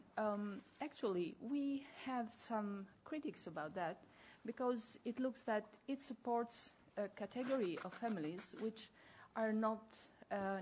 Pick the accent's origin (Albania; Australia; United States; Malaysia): Albania; I come from Albania.